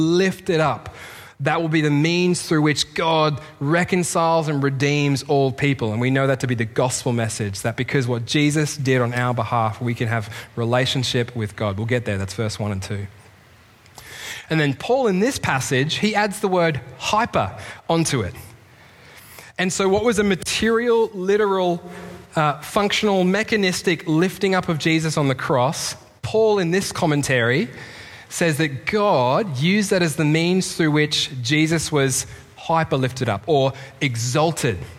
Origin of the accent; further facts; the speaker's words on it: Australia; moved away; As an Australian in the Commonwealth